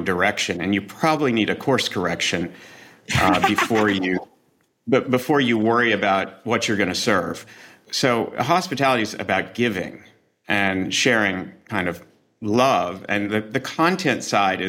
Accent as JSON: {"language": "English", "region": "the South", "country": "United States", "moved": "yes", "lives_now": "New York, United States", "said": "I'm from the South too"}